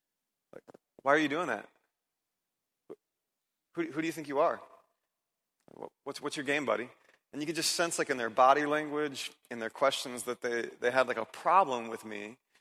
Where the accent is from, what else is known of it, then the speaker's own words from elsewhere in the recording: South Bend, Indiana, United States; So I'm from South Bend, Indiana, which is a smallish city. It's about 100,000 people, about 90 miles east of Chicago.